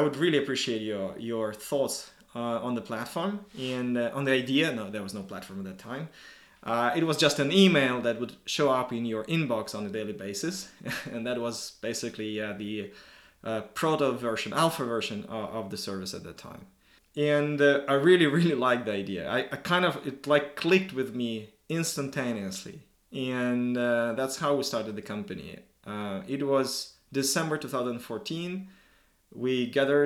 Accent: Moscow, Russia; moved away as an adult; now in Helsinki, Finland; Originally, I'm from Moscow, Russia.

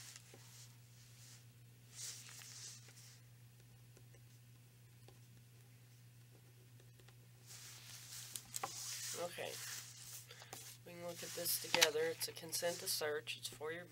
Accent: Bell County, Kentucky, United States; I grew up in Bell County

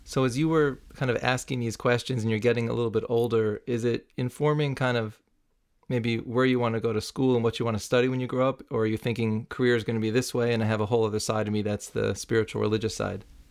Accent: New City, New York, United States; where I grew up in New City, New York.

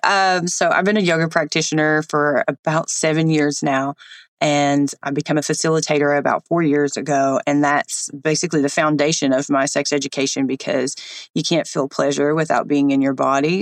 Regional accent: East Tennessee, United States; I grew up in East Tennessee

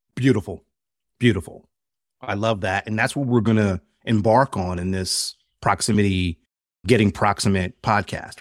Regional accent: Philadelphia, Pennsylvania, United States; a heterosexual black man growing up in Philadelphia with a very American mindset

